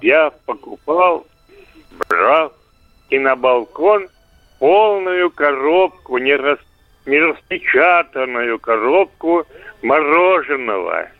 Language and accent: Russian; Samara, Samara Oblast, Russia; я из Самары, дача была